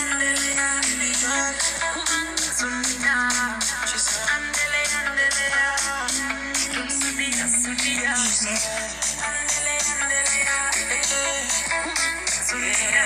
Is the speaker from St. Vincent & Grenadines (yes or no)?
yes; St. Vincent & Grenadines; I'm from St. Vincent.